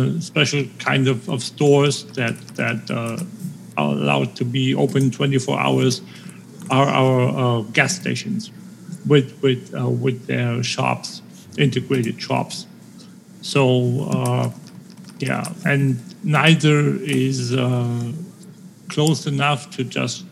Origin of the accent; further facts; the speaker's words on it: Schleswig-Holstein, Germany; English is a second language; The only stores that can be open are in my hometown are special permit border shops.